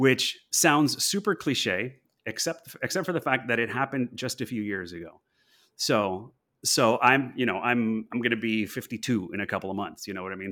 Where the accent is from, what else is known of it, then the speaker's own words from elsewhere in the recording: Los Angeles, California, United States; I'm from Los Angeles originally